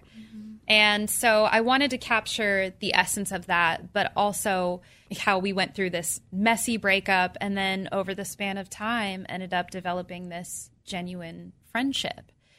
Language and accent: English; Orange County, California, United States; moved away as an adult; now in Nashville, United States; I grew up in Orange County.